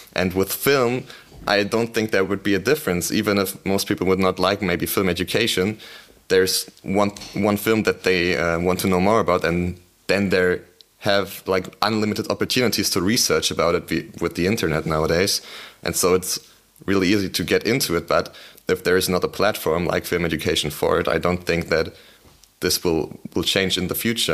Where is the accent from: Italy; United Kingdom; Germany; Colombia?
Germany; Berlin; I'm from Berlin